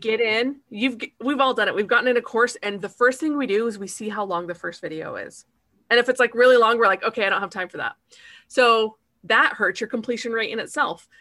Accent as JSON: {"language": "English", "region": "Utah", "country": "United States", "moved": "yes", "lives_now": "Kentucky, United States", "said": "I live in Kentucky and I'm from Utah"}